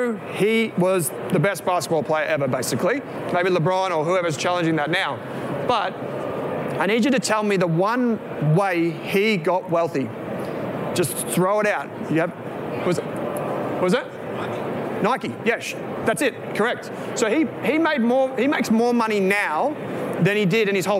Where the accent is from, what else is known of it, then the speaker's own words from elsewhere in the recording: Victoria, Australia; We're from Victoria